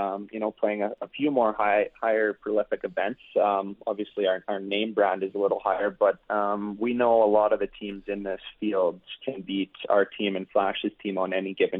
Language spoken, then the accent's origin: English; Regina, Saskatchewan, Canada; I'm born and raised in Regina and I've spent my whole life here